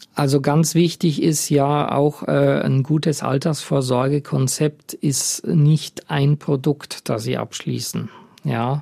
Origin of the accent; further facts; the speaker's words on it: Germany; bei uns in Deutschland